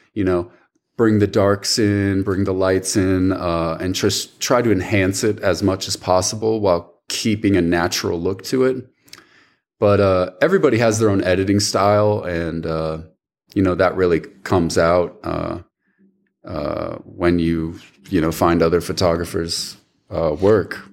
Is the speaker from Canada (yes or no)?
no; Rapid City, South Dakota, United States; also born or lived in Milwaukee, Wisconsin; now in Jackson, United States; I was born in Milwaukee, Wisconsin, just for four years. Uh, moved when I was very young. Uh, went to South Dakota, and so uh, I grew up in Rapid City, South Dakota